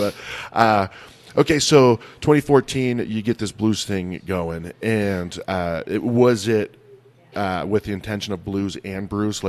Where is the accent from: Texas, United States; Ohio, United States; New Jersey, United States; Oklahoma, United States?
Ohio, United States; now in Flagstaff, United States; So I grew up in Ohio where like to go school shopping, we had to drive like 35, 40 minutes.